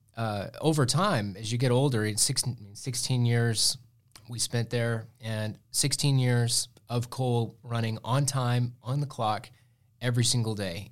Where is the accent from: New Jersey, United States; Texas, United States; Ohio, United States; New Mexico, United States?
Texas, United States; Muleshoe; moved away; I grew up in Milshu, and, uh, we had Tolk Station, the big coal plant